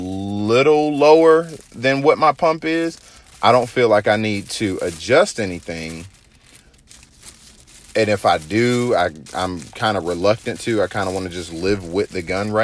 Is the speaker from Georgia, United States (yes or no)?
yes; Georgia, United States; I'm from Georgia